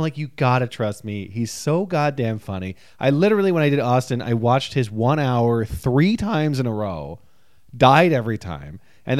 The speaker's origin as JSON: {"language": "English", "country": "Ireland", "said": "Listen, I'm Irish. This is all every Irish person's birthday."}